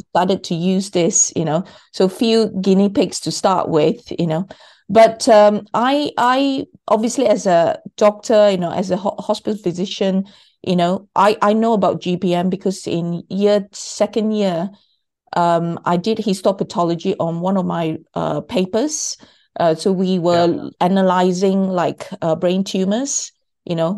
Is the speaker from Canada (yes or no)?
no; Malaysia; I was born in Malaysia.